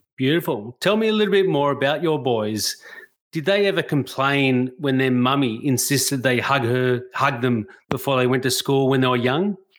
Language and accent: English; Australia; As a white Australian